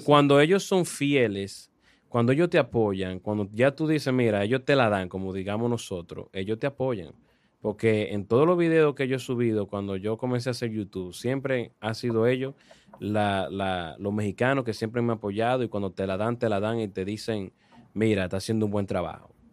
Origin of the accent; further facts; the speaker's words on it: Dominican Republic; nuestro país como República Dominicana